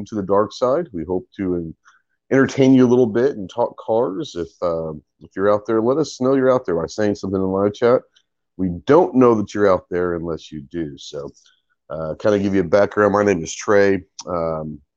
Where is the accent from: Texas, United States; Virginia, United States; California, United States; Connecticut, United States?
Texas, United States; Plano; I grew up in Plano, Texas, which is outside of Dallas.